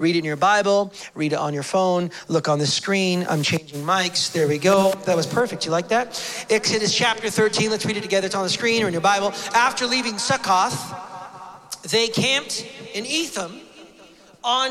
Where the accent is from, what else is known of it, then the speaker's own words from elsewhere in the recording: United States; now in Canada; I'm an American